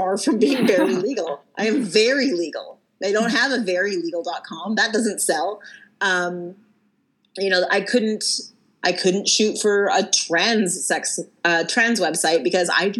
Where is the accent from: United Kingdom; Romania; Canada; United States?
Canada; I'm from Canada